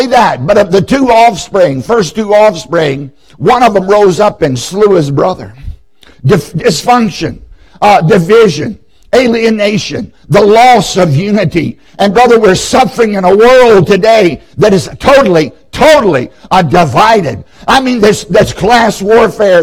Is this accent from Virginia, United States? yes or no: yes; Southside, Virginia, United States; I grew up in Southside, Virginia